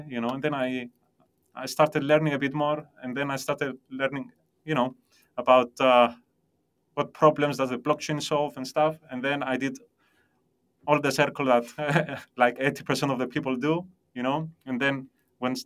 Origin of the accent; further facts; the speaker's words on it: Cyprus; also born or lived in London; I was born and raised in Cyprus